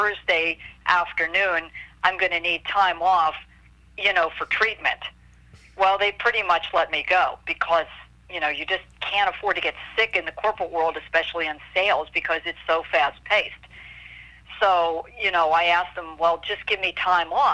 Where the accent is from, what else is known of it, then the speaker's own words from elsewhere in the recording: Pittsburgh, Pennsylvania, United States; moved away as an adult; also born or lived in Columbus, Ohio; I'm from Pittsburgh, Pennsylvania